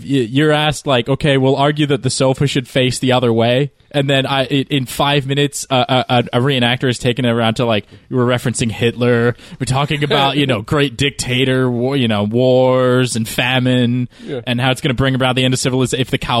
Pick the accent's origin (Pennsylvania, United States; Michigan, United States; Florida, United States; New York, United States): Florida, United States; a small town in